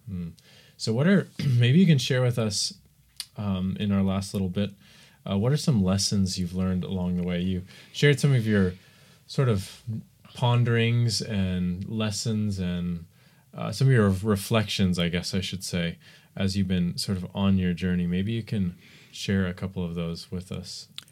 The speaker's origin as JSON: {"language": "English", "country": "United States", "said": "I'm American"}